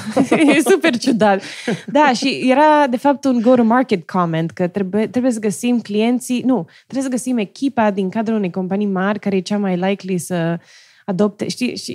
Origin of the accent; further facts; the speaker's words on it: Romania; moved away as an adult; also born or lived in Stanford, United States / Silicon Valley, United States; now in United States; eu, crescând în România